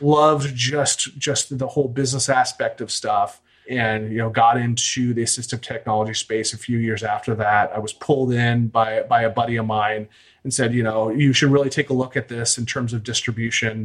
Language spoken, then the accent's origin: English; Washington, D.C., Virginia, United States; I'm from the East Coast, from the Washington, D.C., Virginia area. I was an absolute delinquent in high school.